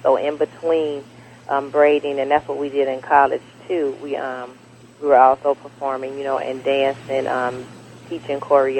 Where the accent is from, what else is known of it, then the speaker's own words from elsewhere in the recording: Chicago, Illinois, United States; Born and raised in Chicago.